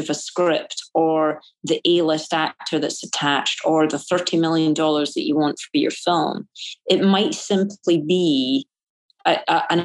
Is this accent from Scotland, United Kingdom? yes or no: yes; Scotland, United Kingdom; it's being Scottish. It's that Calvinistic sensibility that I grew up